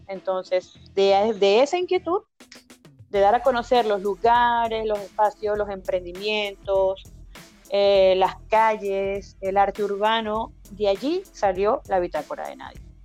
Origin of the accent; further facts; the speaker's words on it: Caracas, Capital District, Venezuela; now in Chile; yo soy caraqueña de nacimiento, eh, paraguanera y guariqueña de corazón, madre paraguanera, padre guariqueño